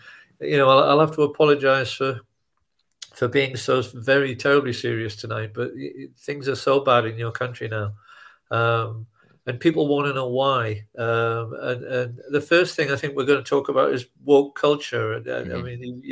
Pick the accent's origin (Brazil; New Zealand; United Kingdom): United Kingdom; I'm British